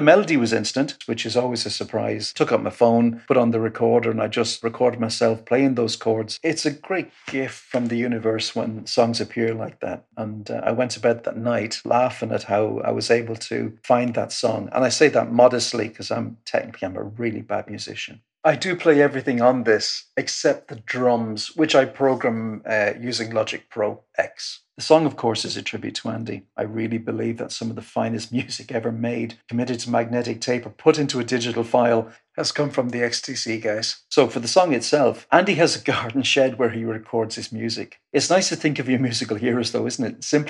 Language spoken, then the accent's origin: English; Ireland; also born or lived in North West England / Loughton; I'm a songwriter from Ireland, born in the northwest of England, lived in Loughton.